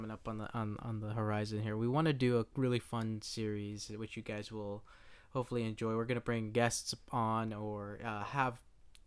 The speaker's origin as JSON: {"language": "English", "region": "West Coast", "country": "United States", "said": "We're people from the West Coast, US"}